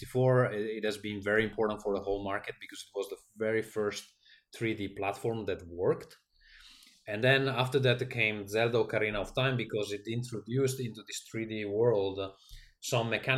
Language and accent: English; Italy; English is a second language; moved away; growing up in Italy